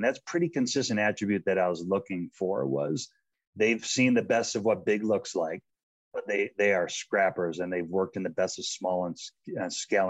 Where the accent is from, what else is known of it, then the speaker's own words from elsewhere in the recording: Boulder, Colorado, United States; And doing it in my hometown was special of Boulder, Colorado.